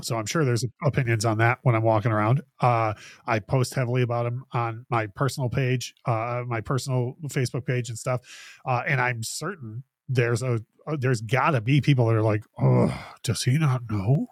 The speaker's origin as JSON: {"language": "English", "town": "Detroit", "region": "Michigan", "country": "United States", "tie": "born or raised there", "said": "growing up in Detroit"}